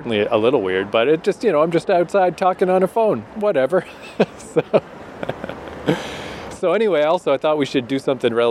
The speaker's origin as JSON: {"language": "English", "region": "Eastern Canada", "country": "Canada", "also_born_or_lived": "Vancouver, Canada", "moved": "as an adult", "lives_now": "South Korea", "said": "Eastern Canada, which is where we're from."}